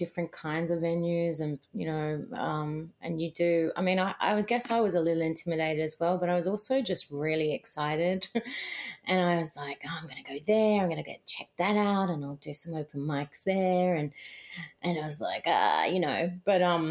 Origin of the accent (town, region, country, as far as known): Australia; moved away as an adult; now in New York City, United States